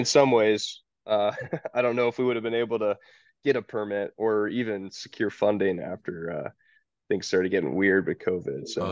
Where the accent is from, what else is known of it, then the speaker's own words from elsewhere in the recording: Georgia, United States; also born or lived in Tacoma, Washington; I'm from Georgia, so we'd come home to visit my parents